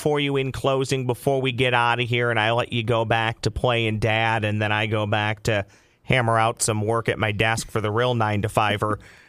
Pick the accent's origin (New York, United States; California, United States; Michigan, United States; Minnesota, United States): Minnesota, United States; Lakeville; I grew up in Lakeville, John, and that's about, from my home to yours, it's about 15 to 20 minutes.